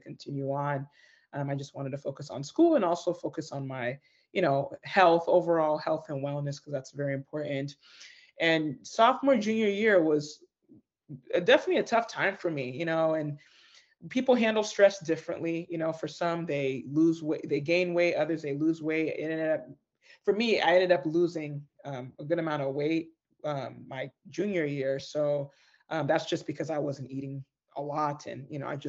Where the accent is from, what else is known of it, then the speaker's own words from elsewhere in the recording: Federal Way, Washington, United States; born and raised in the Seattle, well, more specifically, Federal Way, Washington